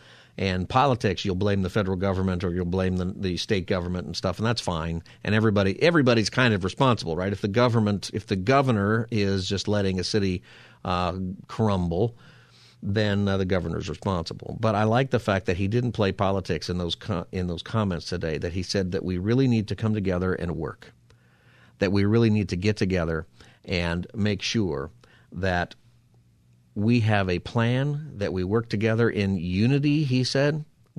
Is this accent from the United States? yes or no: yes; Palmdale, California, United States; I remember as a kid all the time growing up in Palmdale area and my dad talking about the drought and saving water